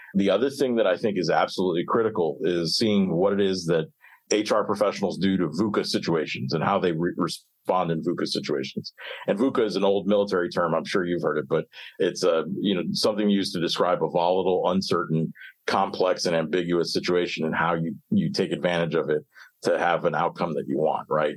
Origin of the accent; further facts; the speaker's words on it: Miami, Florida, United States; I grew up in Miami